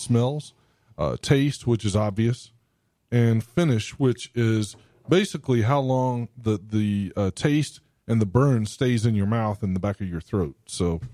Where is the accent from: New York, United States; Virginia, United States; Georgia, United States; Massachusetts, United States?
Georgia, United States; Southwest; growing up in Southwest Georgia